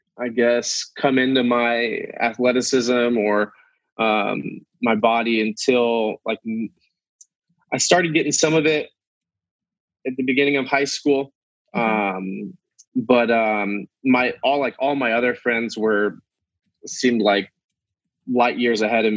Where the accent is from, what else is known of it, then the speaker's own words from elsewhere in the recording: Quincy, Illinois, United States; I'm from Quincy, Illinois, and I currently live in Quincy, Illinois